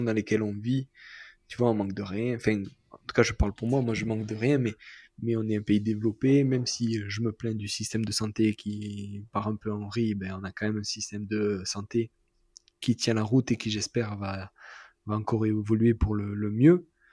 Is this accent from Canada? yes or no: no; Marseille, Provence-Alpes-Côte d'Azur, France; moi en tant que Marseillais